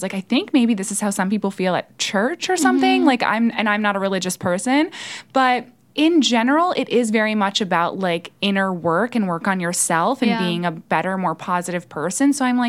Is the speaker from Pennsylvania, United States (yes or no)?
no; Rock Tavern, New York, United States; now in New York City, United States; I am a native New Yorker, yes. I'm from upstate New York originally.